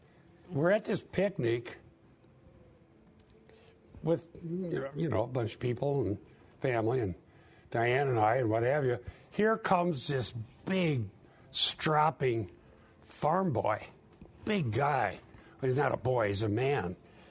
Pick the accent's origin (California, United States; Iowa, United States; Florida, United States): Iowa, United States; Sheldon; In the year 2000, I went down for all school class reunion. My hometown of Sheldon, Iowa